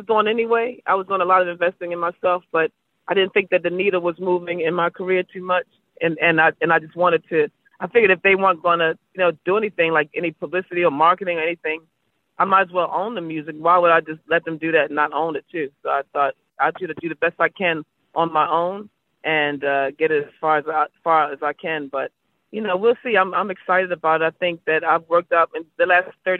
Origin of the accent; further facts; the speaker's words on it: Baltimore, Maryland, United States; I'm from Baltimore